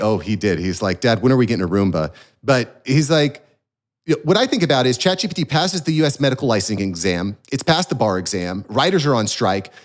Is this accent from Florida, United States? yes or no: yes; Florida, United States; as a Floridian here